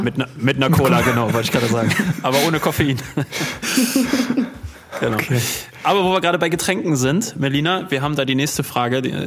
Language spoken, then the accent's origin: German; Dortmund, North Rhine-Westphalia, Germany; wir kommen ja aus, aus Dortmund